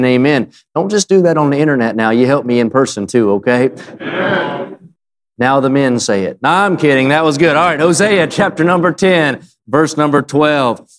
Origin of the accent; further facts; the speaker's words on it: West Virginia, United States; I'm not from there. I'm from West Virginia